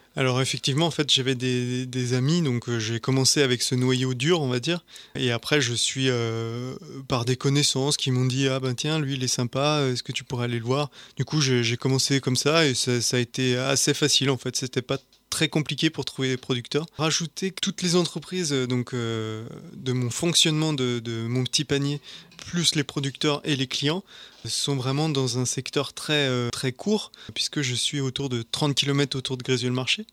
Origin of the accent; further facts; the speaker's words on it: La Chapelle-sur-Coise, Auvergne-Rhône-Alpes, France; also born or lived in Grézieu-le-Marché; je suis originaire de La Chapelle-sur-Coise, donc je suis un pur produit des, monts du Lyonnais